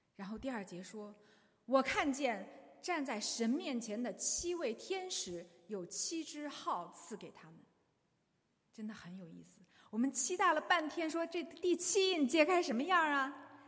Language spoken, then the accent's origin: Chinese; China; 我们中国人